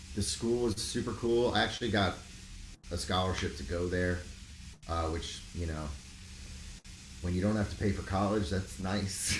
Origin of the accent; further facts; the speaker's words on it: Rockland County, New York, United States; moved away as an adult; also born or lived in Miami; in suburbs of the city in Rockland, Rockland. Okay. County